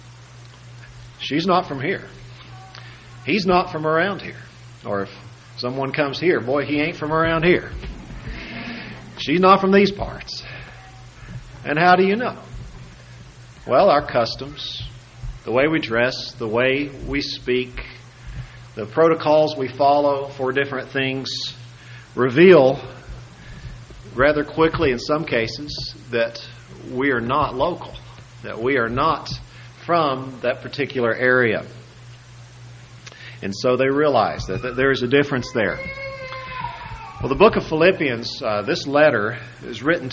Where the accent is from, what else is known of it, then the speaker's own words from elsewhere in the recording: United States; those of us who are American citizens